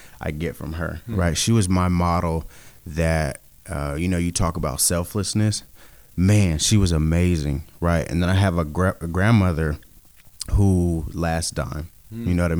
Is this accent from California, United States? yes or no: yes; Sacramento, California, United States; I'm a guy from Sacramento, California, born and raised